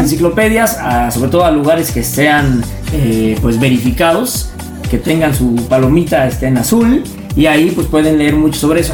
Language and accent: Spanish; Zihuatanejo, Guerrero, Mexico; moved away; vivimos en un pueblito así, eh, chiquito, yo soy de Ixtapa, de Cihuatanejo